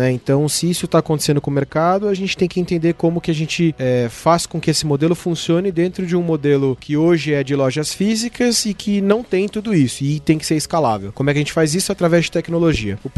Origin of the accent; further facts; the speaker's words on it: Brazil; Aí você olha para cá e fala, eu sou brasileiro